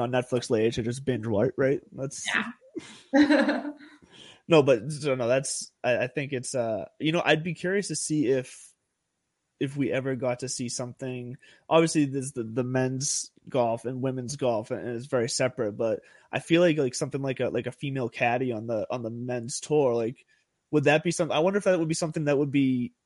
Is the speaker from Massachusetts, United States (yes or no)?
yes; Lowell, Massachusetts, United States; Those are my home my hometown boys right there.